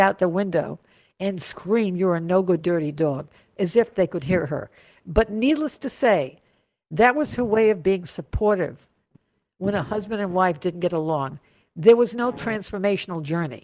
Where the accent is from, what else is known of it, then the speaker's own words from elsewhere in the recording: Rhode Island, United States; I come from Rhode Island